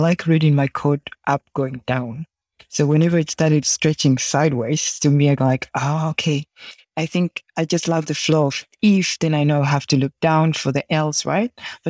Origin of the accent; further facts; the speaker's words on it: Tanzania; now in Copenhagen, Denmark; I'm originally from Tanzania, but living in Denmark, married with three awesome kids.